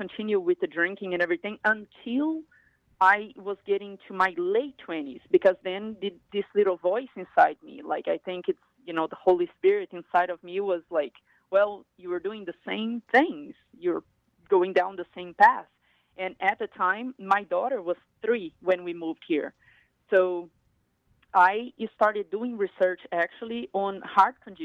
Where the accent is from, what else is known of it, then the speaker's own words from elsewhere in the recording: Brazil; moved away as an adult; now in United States; I grew up in Brazil, in a big state in Brazil, but in a poor area.